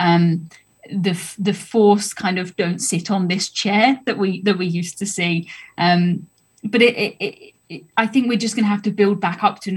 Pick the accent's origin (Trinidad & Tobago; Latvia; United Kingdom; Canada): United Kingdom; I'm from the South Coast